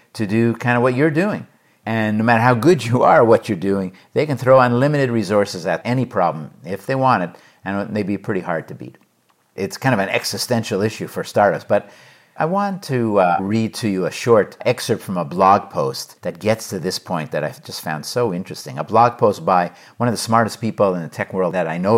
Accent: Montreal, Quebec, Canada; also born or lived in New York / Los Angeles; now in Hanover, United States; From Montreal

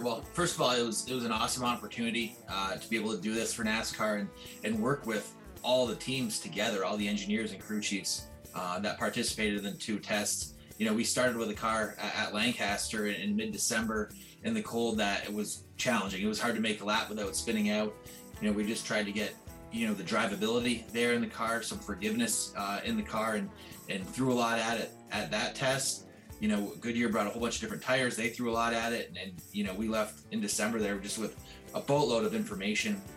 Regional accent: Southern Ontario, Canada; I'm from Southern Ontario

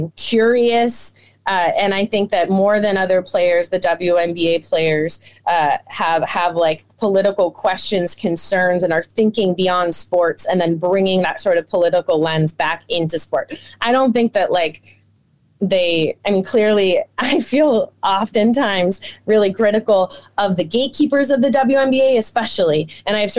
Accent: Oakland, California, United States; I grew up in Oakland, California

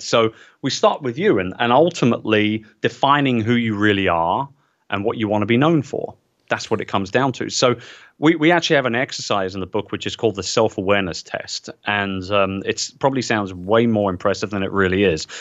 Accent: England, United Kingdom; as an English guy

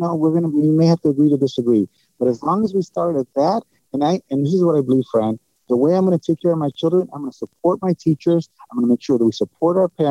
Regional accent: Chicago, Illinois, United States; also born or lived in San Antonio; it is my city. It's my hometown

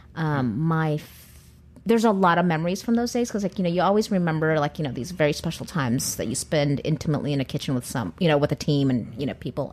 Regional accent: California, United States; I'm Californian

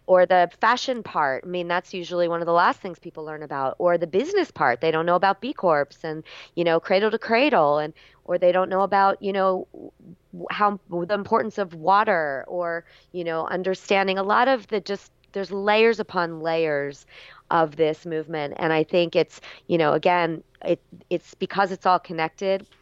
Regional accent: South Florida, United States; moved away as an adult; also born or lived in Berkeley, California; I grew up in South Florida, but, you know, headed out to U C Berkeley

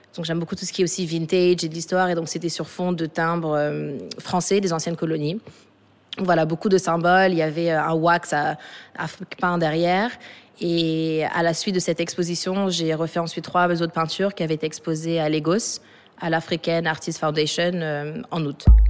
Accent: Dakar, Senegal; also born or lived in Paris / Johannesburg / Los Angeles; Je suis née à Paris de parents sénégalais et capverdiennes. Mais j'ai grandi, donc entre, je suis revenue à Dakar quand j'étais toute petite, et j'ai grandi entre Dakar et Johannesburg

